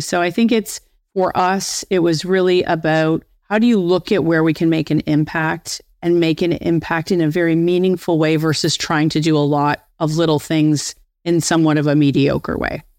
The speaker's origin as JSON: {"language": "English", "town": "Windsor", "region": "Ontario", "country": "Canada", "tie": "born or raised there", "said": "I'm from Windsor, Ontario. And I was actually being promoted back to my hometown of Windsor."}